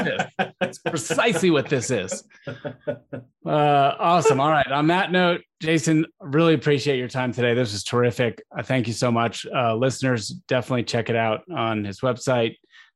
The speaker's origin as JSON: {"language": "English", "town": "Tucson", "region": "Arizona", "country": "United States", "tie": "born or raised there", "said": "I grew up in Tucson, Arizona."}